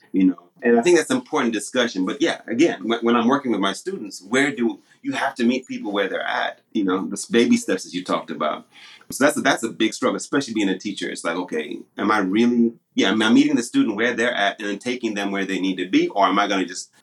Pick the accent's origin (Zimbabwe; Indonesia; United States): Zimbabwe; first language Shona; English is a second language; moved away; I've been accused many times by my Zim friends, because I don't speak Shona anymore. I don't speak my native tongue anymore